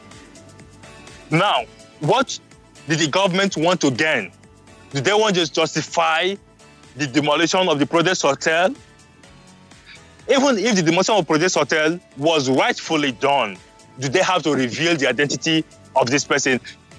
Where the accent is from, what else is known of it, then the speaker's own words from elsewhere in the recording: Rivers State, Nigeria; speaking as a citizen of Nigeria, and speaking as a citizen of River State, whose both parents are from River State